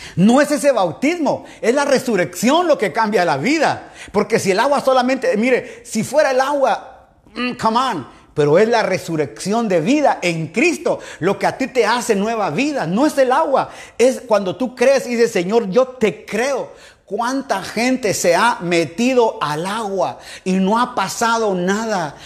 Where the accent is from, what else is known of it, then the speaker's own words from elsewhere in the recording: Quetzaltenango, Guatemala; now in Guayaquil, Ecuador; Sí, soy chapín, soy guatemalteco, soy de Shela, aleluya mis papás de Shela, soy de allá, hermano al fondo a la derecha de la zona 5